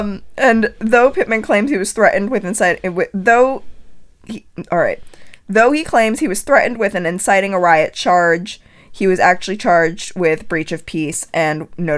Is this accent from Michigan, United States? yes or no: no; Connecticut, United States; born or raised there